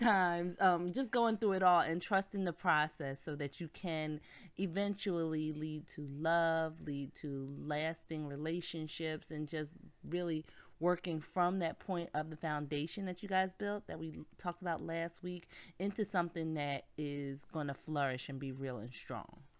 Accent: Philadelphia, Pennsylvania, United States; we're from Philly, and the seventy-sixers, our basketball team

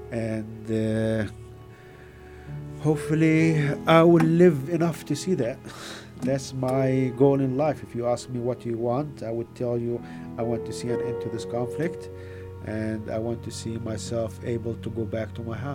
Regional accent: Gaza, Gaza Strip, Palestine; English is a second language; Gaza, yeah. so Gaza for me is home.

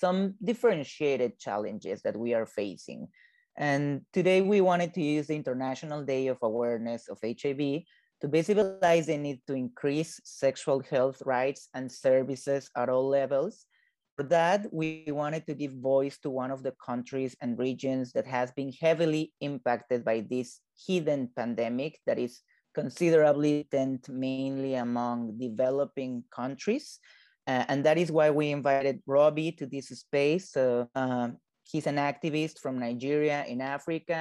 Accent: Mexico City, Mexico; moved away as an adult; now in New York City, United States; I am originally from Mexico City and currently a grad student at NYU, so I am living in New York City.

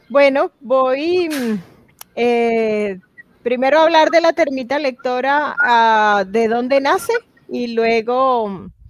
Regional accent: Venezuela; moved away as an adult; cuando me vine de, de Venezuela, solo pude traer algunos libros y realmente ha sido muy difícil para mí volver para traer otras cosas.

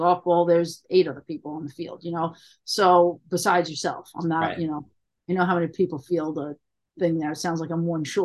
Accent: New York City, New York, United States; I grew up in Queens

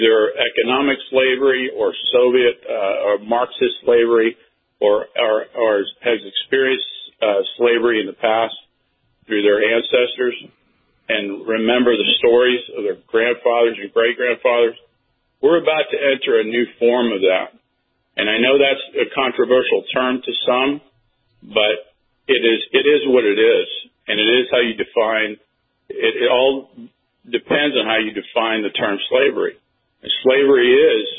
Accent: Cuba; moved away; I was born in Cuba

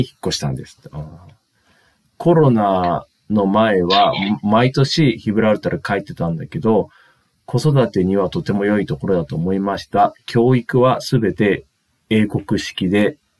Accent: Spain; Japanese is a second language; now in Japan; スペインです

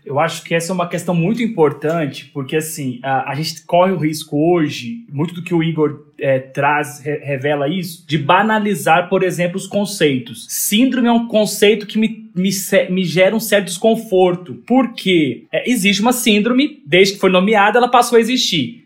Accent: Minas Gerais, Brazil; sou mineiro

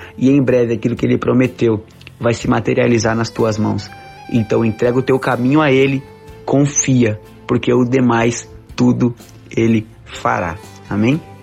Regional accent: Brazil; Nunca saí do Brasil

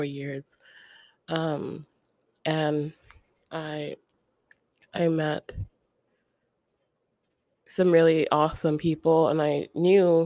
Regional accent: Ocala, Florida, United States; I don't think I see myself moving back there to Ocala, my hometown.

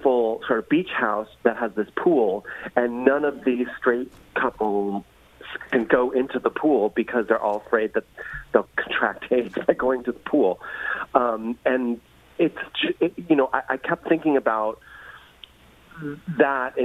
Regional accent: New York City, New York, United States; growing up in New York City, going to see plays

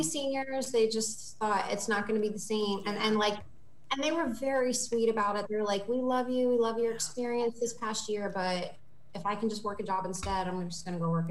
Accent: Martinsburg, West Virginia, United States; now in Virginia, United States; my hometown, Martinsburg.

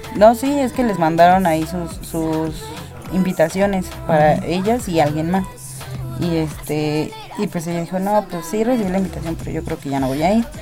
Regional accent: Mexico; aquí se celebra a la muerte, se celebra los muertos. Tenemos una festividad para no estar tristes por nuestros muertos

